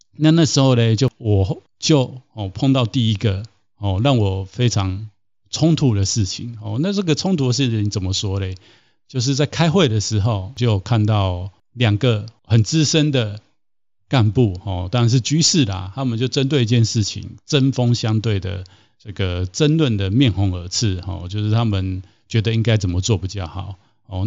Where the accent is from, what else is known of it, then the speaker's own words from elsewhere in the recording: Taiwan; 我在台湾长大，那在台湾其实有接触过一些不同的宗教，还有对宗教的概念